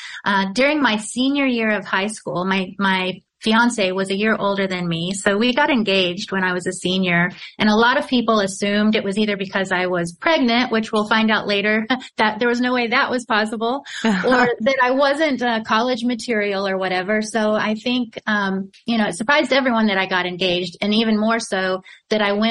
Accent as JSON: {"language": "English", "town": "Louisiana", "region": "Missouri", "country": "United States", "tie": "born or raised there", "said": "I grew up in a little town called Louisiana, Missouri."}